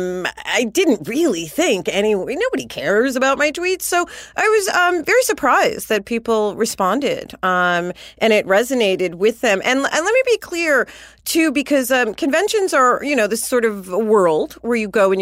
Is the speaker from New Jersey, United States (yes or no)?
no; New York, United States; now in Los Angeles, United States; I'm from New York, but I live here